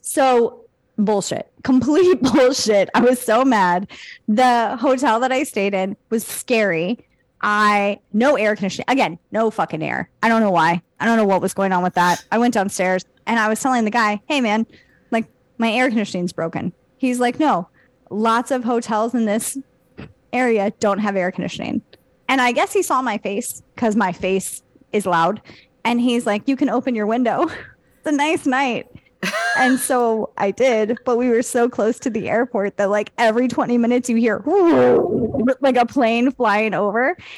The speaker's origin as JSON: {"language": "English", "country": "United States"}